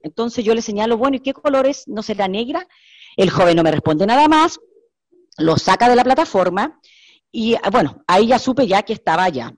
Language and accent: Spanish; Chile; Yo soy chilena